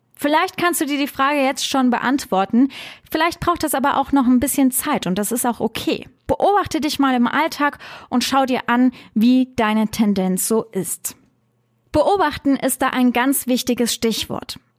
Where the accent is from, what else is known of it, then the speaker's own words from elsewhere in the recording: Trier, Rhineland-Palatinate, Germany; habe meine Heimatstadt Trier so geliebt